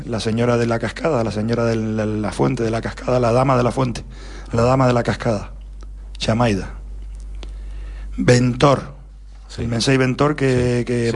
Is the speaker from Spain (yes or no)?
yes; Tenerife, Canary Islands, Spain; los dos únicos canarios que habíamos ahí en, en, en el, en el batallón de carros de Almería